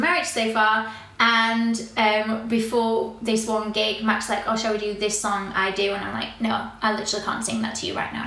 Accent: Rotherham, Yorkshire and the Humber, United Kingdom; moved away as an adult; also born or lived in United States; now in Newquay, United Kingdom; I a girl from Rotherham, Yorkshire

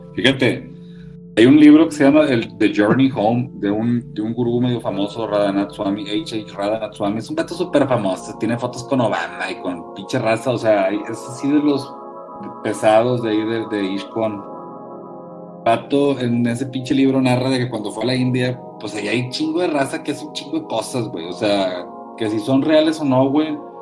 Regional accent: Linares, Nuevo León, Mexico; yo soy de Linares, güey, ¿verdad? O sea, bueno, crecí en Linares

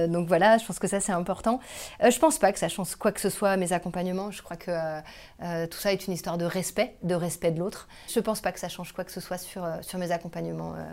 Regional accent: Quimper, Brittany, France; born there; also born or lived in Tours / Compiègne / Lille / Toulouse; je suis née à Quimper, au hasard d'une mutation de mon père. Euh, j'ai habité partout, j'ai habité à Tours, j'ai habité à Compiègne, j'ai habité à Lille, j'ai habité à Toulouse.

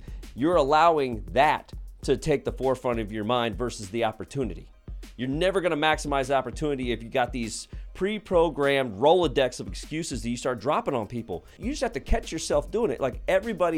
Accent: Missouri, United States; I'm from Missouri, the show me state.

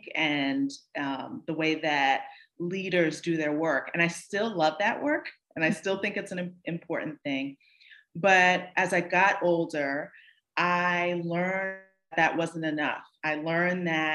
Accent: Northern New Jersey, United States; also born or lived in New York City; I was born in New York City, raised in Northern New Jersey, and then returned to New York City

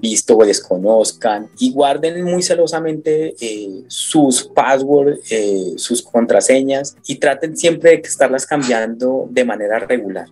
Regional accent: Colombia; nosotros como colombianos

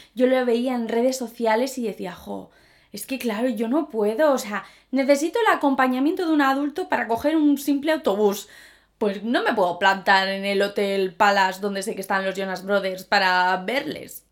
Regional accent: Zaragoza, Aragon, Spain; soy de Zaragoza

